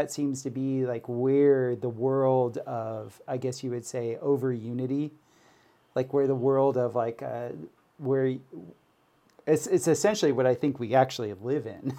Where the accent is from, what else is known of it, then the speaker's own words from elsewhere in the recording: Florida, United States; I grew up in Florida where we had hurricanes